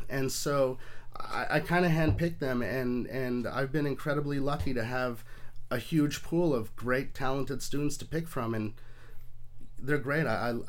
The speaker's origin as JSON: {"language": "English", "town": "Portland", "region": "Oregon", "country": "United States", "tie": "born there", "also_born_or_lived": "Atlanta / New York City", "said": "No, I was born in Portland, Oregon, moved to Atlanta, Georgia. I've sort of moved all over the place, but I was figuring it out. I spent about 24 years in and around New York City, upstate New York, Long Island."}